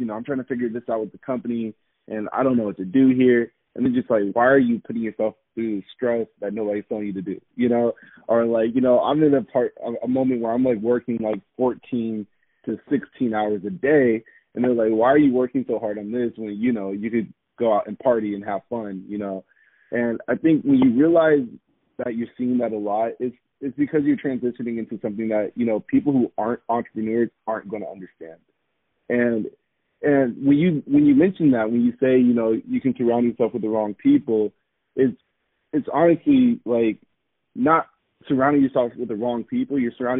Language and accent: English; Japan; also born or lived in South Korea / Okinawa, Japan; So I grew up in Japan and Korea, for most of my, you know, growth stages, I would say, from 8 years old to 17. And I guess just growing up overseas really showed me what community really is.